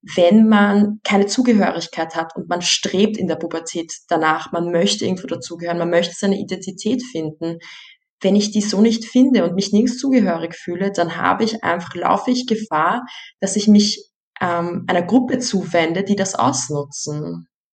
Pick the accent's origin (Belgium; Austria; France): Austria; Vienna; meine Familie kommt aus Bosnien, ich selbst bin als Erste in Wien geboren und hier groß geworden.